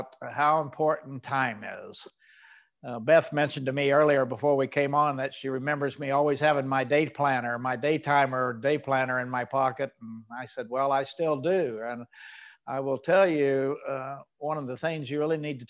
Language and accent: English; Oklahoma, United States; I grew up in Oklahoma.